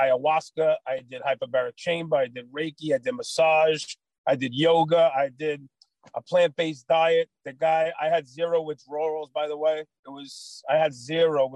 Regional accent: New York City, New York, United States; also born or lived in Staten Island, New York; I grew up in Brooklyn, New York

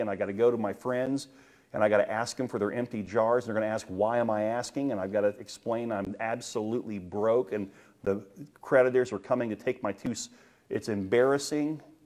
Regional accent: United States; I'm glad that I'm American. I have, I have rights as a United States citizen.

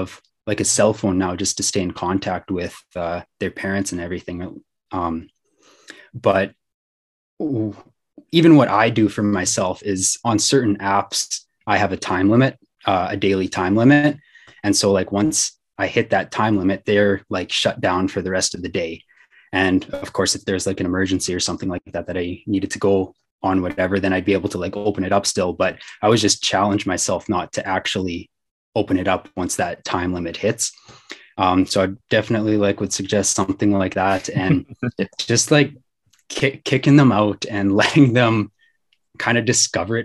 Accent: Wakaw, Saskatchewan, Canada; I grew up in Waka, which is a small town about an hour outside of the city.

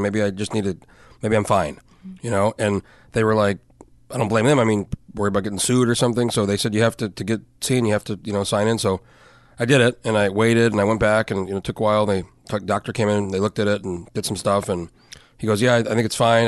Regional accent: New Mexico, United States; moved away as an adult; I grew up in New Mexico.

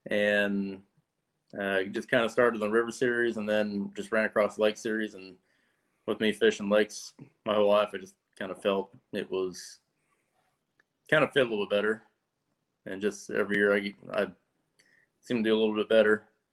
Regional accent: Lake of the Ozarks, Missouri, United States; I'm from Lake of the Ozarks. I kind of grew up fishing bass boats and a lot of local club tournaments and stuff like that.

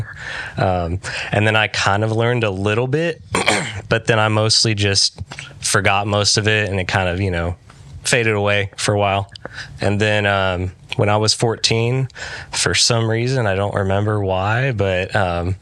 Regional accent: Arlington, Texas, United States; I grew up in Arlington, Texas. My whole life

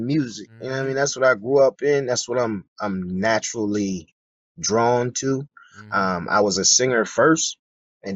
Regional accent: Newark, Delaware, United States; moved away as an adult; also born or lived in Middletown, Delaware / New Jersey; I grew up, was more or less raised in Newark, Delaware

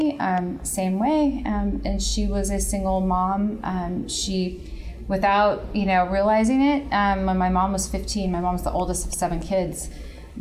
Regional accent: Santa Maria, California, United States; where I grew up in Santa Maria

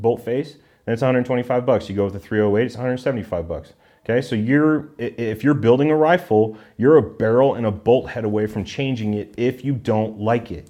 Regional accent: Southern California, United States; also born or lived in Irvine, California / San Juan Capistrano, California; now in Colorado, United States; growing up in Southern California

